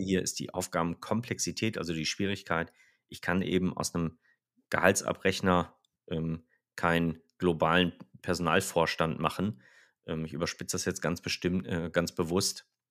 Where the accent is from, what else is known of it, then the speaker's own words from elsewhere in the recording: Rhineland, Germany; wir sind ja Rheinländer